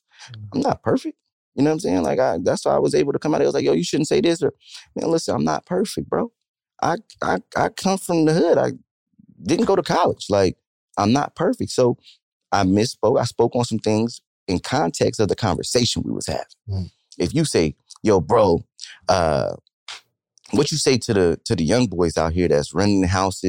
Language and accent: English; Stockton, California, United States; bro, I'm from Stockton, California, bro.